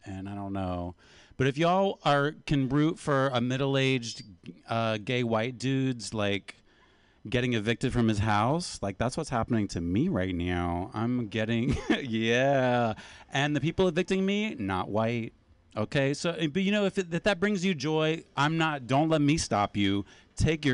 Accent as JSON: {"language": "English", "region": "Appalachia", "country": "United States", "said": "I am from Appalachia"}